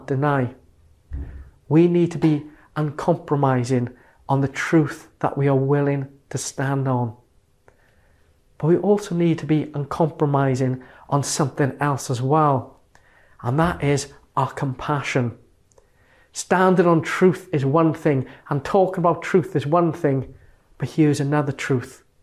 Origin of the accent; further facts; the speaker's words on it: Merthyr Tydfil, Wales, United Kingdom; my hometown of Merthyr Tydfil